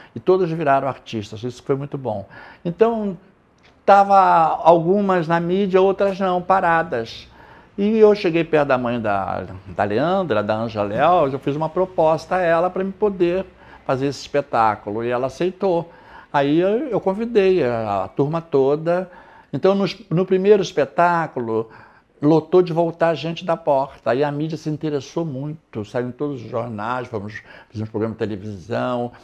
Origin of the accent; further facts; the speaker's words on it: Rio de Janeiro, Brazil; eu morei em Oswaldo Cruz, eu nasci em Oswaldo Cruz, no subúrbio